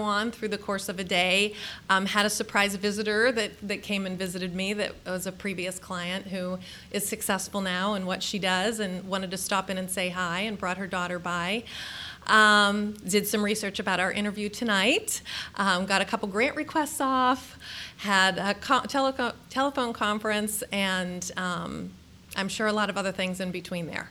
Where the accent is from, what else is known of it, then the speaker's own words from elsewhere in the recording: Pittsburgh, Pennsylvania, United States; moved away as an adult; also born or lived in Washington, D.C. / Middle East; now in Columbus, United States; I grew up in Pittsburgh, PA, and am a rabid Steelers fan